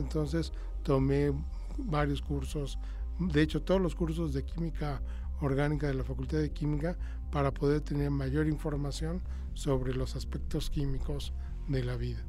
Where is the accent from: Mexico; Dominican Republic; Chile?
Mexico; no solamente soy el único mexicano, soy el único latinoamericano